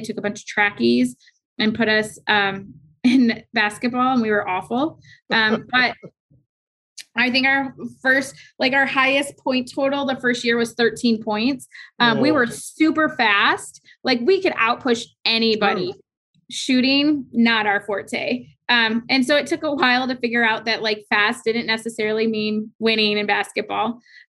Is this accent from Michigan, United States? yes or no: yes; Michigan, United States; I grew up in Michigan